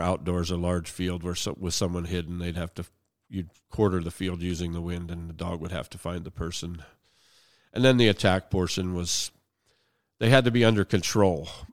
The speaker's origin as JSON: {"language": "English", "town": "Hermitage", "region": "Pennsylvania", "country": "United States", "tie": "born or raised there", "also_born_or_lived": "Sharon, Pennsylvania", "moved": "as an adult", "lives_now": "Lincoln, Montana, United States", "said": "I was born in western Pennsylvania, uh, uh, born in Sharon, but I was actually from a small town Hickory, Pennsylvania. It's now renamed to Hermitage, but, yeah, I still have family there, and, uh, I, I grew up, finished high school there"}